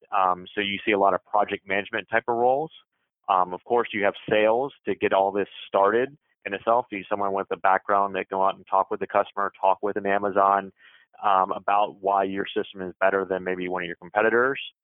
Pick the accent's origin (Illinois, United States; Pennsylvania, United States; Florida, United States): Florida, United States; Jacksonville; moved away as an adult; also born or lived in San Diego / Hawaii / Chicago; I'm originally from Jacksonville, Florida